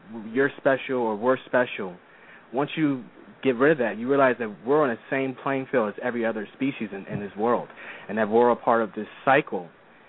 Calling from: Philadelphia, Pennsylvania, United States; from Philadelphia, Pennsylvania.

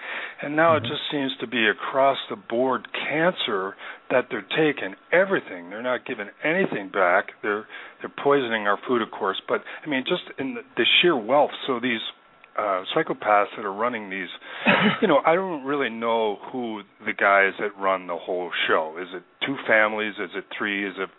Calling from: Missoula, Montana, United States; I'm calling from Missoula, Montana.

